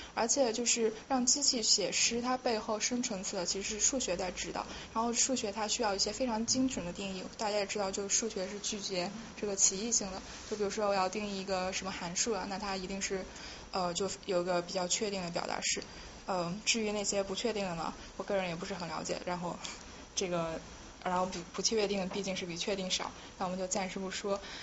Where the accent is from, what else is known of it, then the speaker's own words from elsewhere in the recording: Yunnan, China; 我是云南人嘛